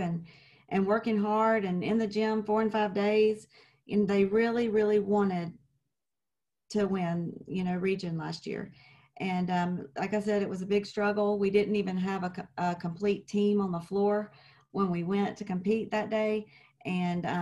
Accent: Clinton, Mississippi, United States; moved away as an adult; now in Georgia, United States; I'm originally from Clinton, Mississippi. I lived there most of my life, and I decided to move

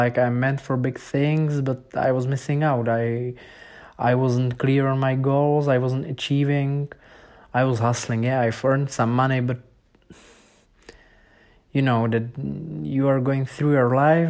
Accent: Czechia; English is a second language; I was a beginner from Czech Republic

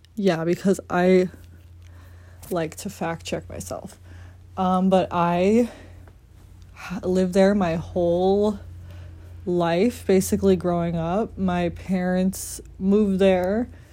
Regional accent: Randolph, Massachusetts, United States; I'm from Randolph, Massachusetts.

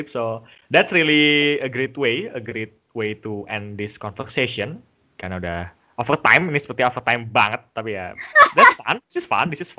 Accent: Bekasi, West Java, Indonesia; jadi Mbak Pio itu orang Makassar guys dan aku orang Bekasi ya kan kelihatan ya ngomongnya aku bahasa Inggris bahasa Indonesia jaksel gitu kan

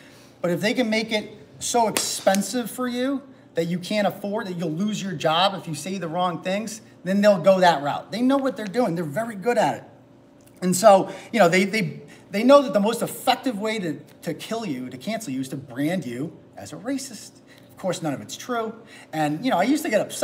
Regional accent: Worcester, Massachusetts, United States; I'm from Worcester.

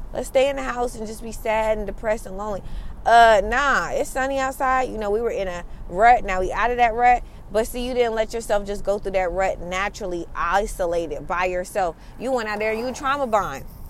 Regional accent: United States; I am an American kid raised from um, Caribbean parents

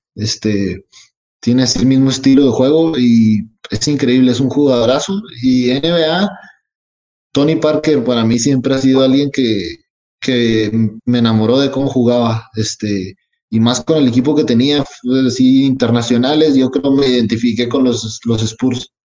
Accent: Mexico; moved away as an adult; also born or lived in United States; soy más mexicano que todos aquí.

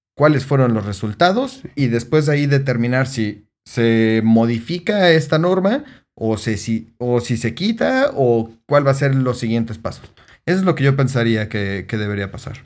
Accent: Mexico City, Mexico; soy de Ciudad de México

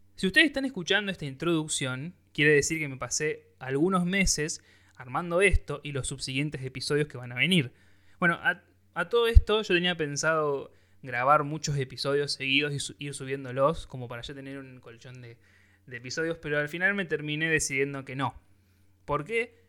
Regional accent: Rosario, Santa Fe, Argentina; soy rosarino, me como la S

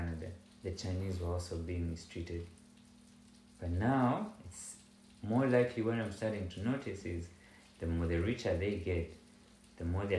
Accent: Ghana; I, as a Ghanaian

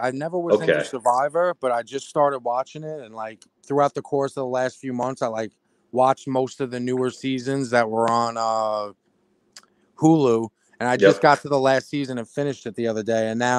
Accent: Richmond, United States; I'm from Richmond.

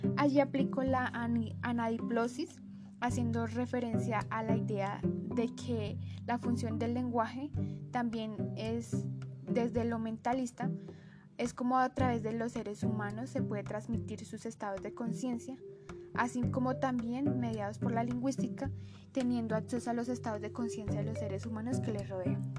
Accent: Santander, Colombia; soy oriunda de Santander

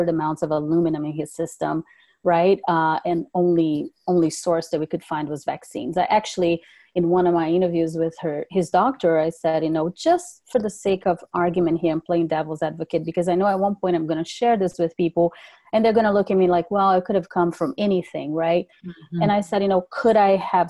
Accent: Brazil; also born or lived in California; now in North Carolina, United States; I was raised overseas. I'm originally from Brazil

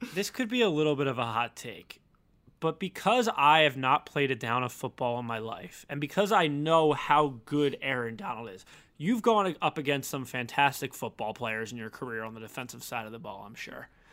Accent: Philadelphia, Pennsylvania, United States; I'm from Philly

